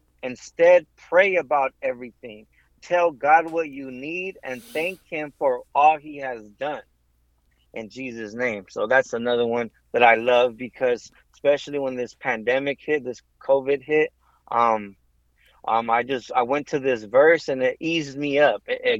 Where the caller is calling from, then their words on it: Bellflower, California, United States; I'm coming from Bellflower, California.